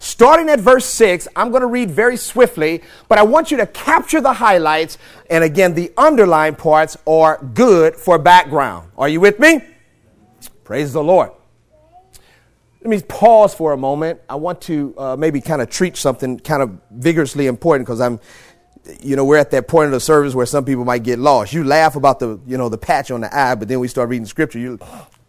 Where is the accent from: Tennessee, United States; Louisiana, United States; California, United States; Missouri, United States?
Missouri, United States; St. Louis; I'm born and raised in St. Louis, Missouri